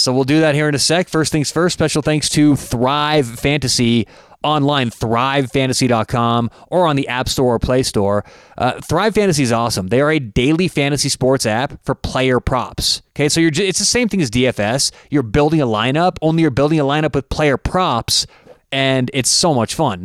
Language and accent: English; Denver, Colorado, United States; I'm from Denver, big Broncos fan